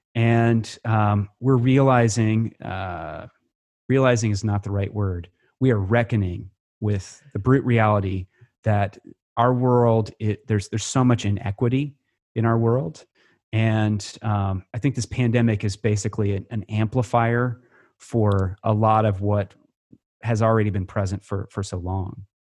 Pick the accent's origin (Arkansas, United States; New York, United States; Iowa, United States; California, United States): Iowa, United States; Creston; moved away; also born or lived in Nebraska / Missouri; growing up in Iowa